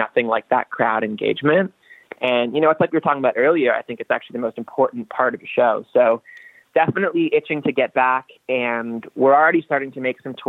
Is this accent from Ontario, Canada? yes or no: yes; Toronto, Ontario, Canada; moved away as an adult; also born or lived in New York, United States / Los Angeles, United States; Toronto's always home. Toronto will always feel like home.